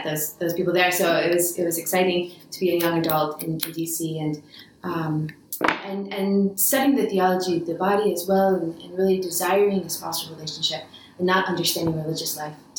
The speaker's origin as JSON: {"language": "English", "town": "Washington", "region": "District of Columbia", "country": "United States", "tie": "born or raised there", "also_born_or_lived": "New York area", "said": "but really grew up in the Washington, D.C. area. That's what I consider home."}